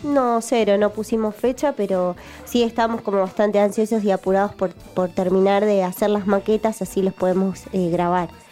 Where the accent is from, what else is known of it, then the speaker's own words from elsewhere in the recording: Buenos Aires, Argentina; yo soy de Capital, soy, yo soy mm. re porteña